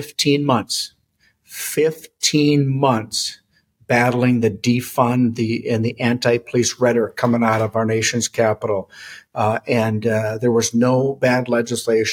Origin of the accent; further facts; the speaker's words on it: Duluth, Minnesota, United States; also born or lived in Hermantown, Minnesota; my hometown in Duluth, Minnesota